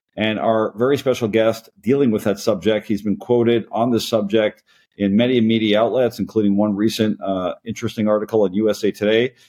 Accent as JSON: {"language": "English", "country": "Canada", "moved": "yes", "lives_now": "United States", "said": "as a Canadian myself, as a Canadian immigrant to the United States"}